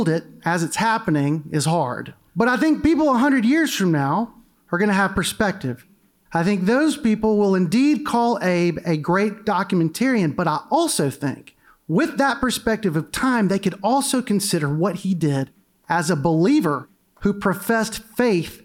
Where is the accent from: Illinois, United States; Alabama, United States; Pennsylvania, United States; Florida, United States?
Alabama, United States; Mobile; I grew up in Mobile